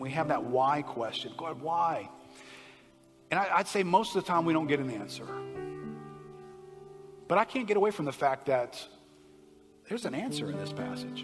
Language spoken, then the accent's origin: English; United States; I'm an American